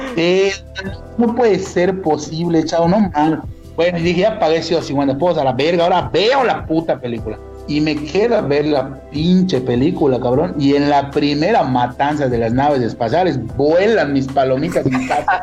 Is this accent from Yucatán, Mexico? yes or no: yes; Mérida, Yucatán, Mexico; una persona como yo que de verdad es orgullosamente yucateco, orgullosamente meridano